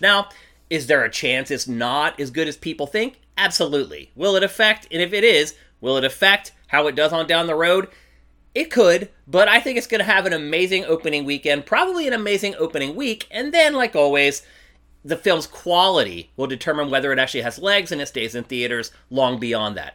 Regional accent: Philadelphia, Pennsylvania, United States; now in Los Angeles, United States; I'm from Philly

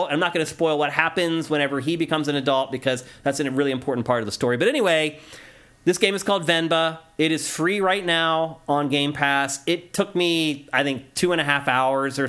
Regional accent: Carlisle, Pennsylvania, United States; moved away; my hometown of Carlisle, PA

